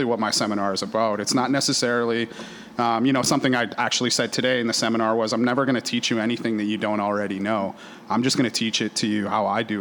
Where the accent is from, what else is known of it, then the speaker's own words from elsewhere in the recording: Edmonton, Alberta, Canada; moved away; also born or lived in Glasgow, Scotland / Vancouver / San Diego, California; I was born actually in Glasgow, Scotland. I grew up a lot in Edmonton, Alberta.